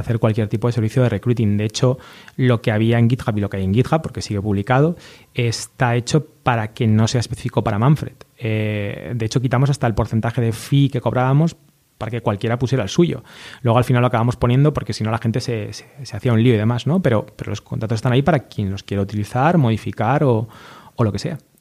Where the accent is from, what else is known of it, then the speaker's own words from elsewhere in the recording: A Coruña, Galicia, Spain; los dos somos gallegos, él es de Vigo, yo de Coruña